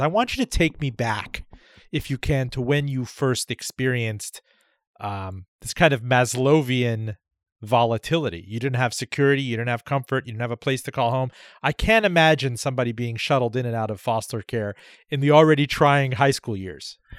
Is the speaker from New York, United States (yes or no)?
no; Miami, Florida, United States; I grew up in Miami